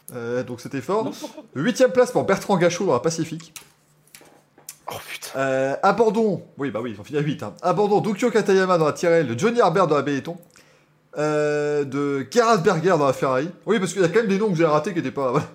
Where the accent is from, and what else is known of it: Belgium